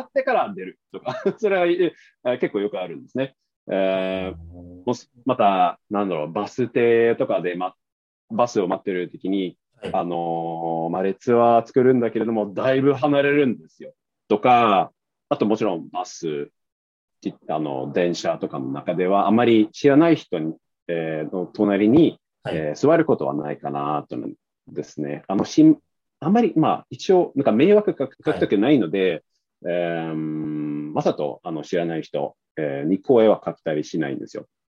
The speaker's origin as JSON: {"language": "Japanese", "region": "northern Sweden", "country": "Sweden", "tie": "born or raised there", "second_language": "Japanese", "moved": "as an adult", "lives_now": "Tokyo, Japan", "said": "特に僕のふるさとはそうなんですね。なので、あの、そういう視線で、あの、まあ、そういう環境で育ったので"}